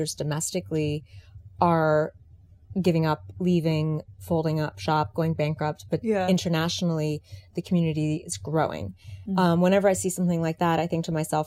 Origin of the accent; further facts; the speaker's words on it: Washington, District of Columbia, United States; moved away; I'm actually a DC native